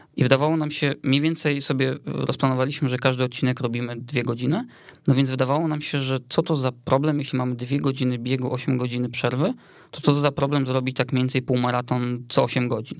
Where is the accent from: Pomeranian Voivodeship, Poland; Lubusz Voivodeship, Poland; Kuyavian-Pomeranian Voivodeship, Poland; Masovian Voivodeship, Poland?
Masovian Voivodeship, Poland; Otwock; ja pochodzę z Otwocka